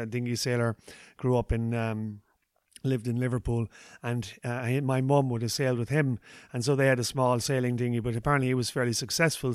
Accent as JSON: {"language": "English", "town": "Ballinskelligs", "region": "Munster", "country": "Ireland", "tie": "born or raised there", "said": "interviews, uh, in my hometown"}